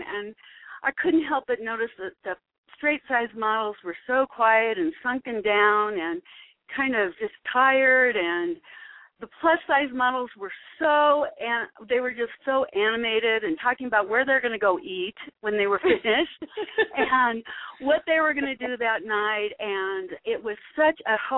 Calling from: Denver, Colorado, United States; I'm calling from Denver, Colorado.

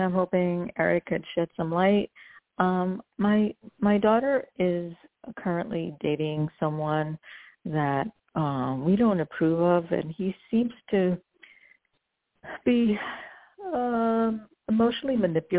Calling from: New Jersey, United States; I'm calling from New Jersey.

